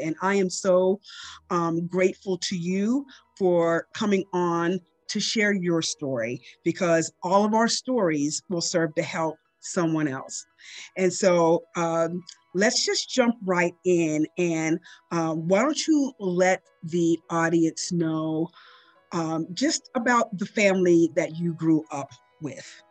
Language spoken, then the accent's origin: English; Pittsburgh, Pennsylvania, United States; I grew up in the Pittsburgh area, um, and I grew up in a small western suburban town